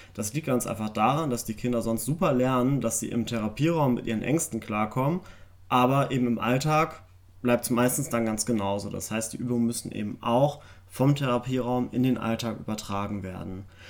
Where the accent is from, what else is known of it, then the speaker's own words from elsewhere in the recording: Germany; bei uns in Deutschland